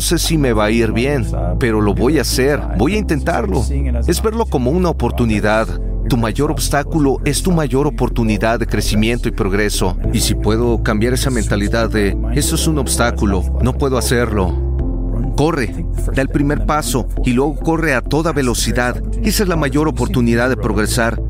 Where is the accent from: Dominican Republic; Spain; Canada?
Canada; Toronto, Ontario; me estaba congelando en Canadá, crecí en Toronto